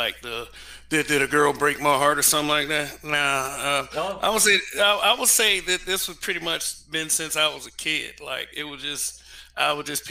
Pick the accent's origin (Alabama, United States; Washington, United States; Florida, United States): Alabama, United States; Montgomery; I'm from Montgomery, Alabama.